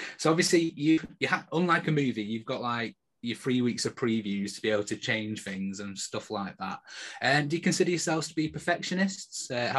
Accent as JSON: {"language": "English", "town": "Manchester", "region": "North West England", "country": "United Kingdom", "said": "we're from Manchester ourselves"}